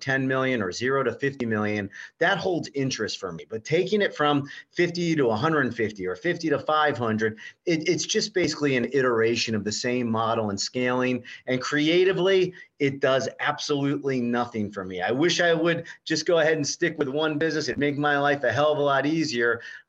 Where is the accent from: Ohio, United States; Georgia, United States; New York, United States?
Ohio, United States; Fairborn; I grew up in Fairborn, Ohio, Dayton, Ohio